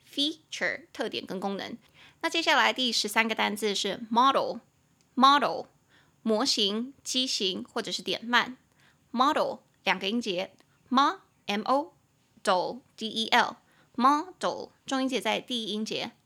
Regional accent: Taiwan; 我们两个都是在台湾土生土长

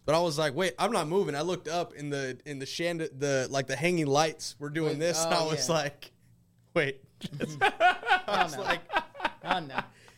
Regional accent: Iowa, United States; I am from Iowa.

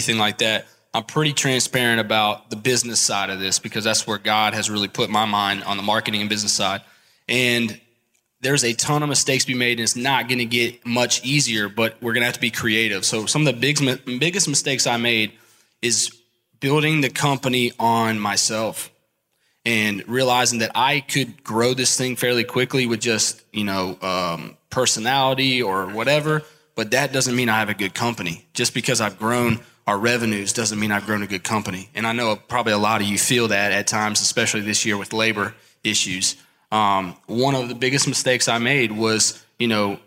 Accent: Columbia, South Carolina, United States; I am from Columbia, South Carolina

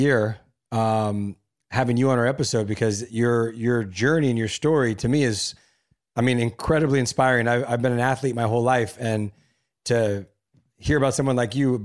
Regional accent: City of Industry, California, United States; also born or lived in La Puente; I'm from La Puente. I grew up in City of Industry.

